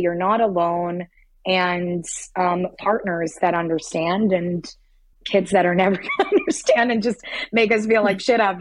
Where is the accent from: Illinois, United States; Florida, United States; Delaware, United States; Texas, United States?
Florida, United States; Miami; moved away; I'm from Miami.